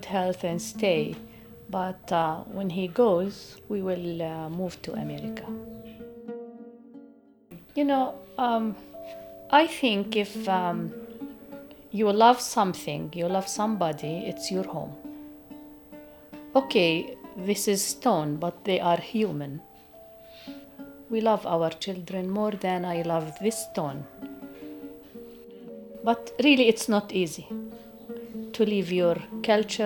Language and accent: English; Beit Sahour, West Bank, Palestine; English is a second language; I'm from Beit Sahur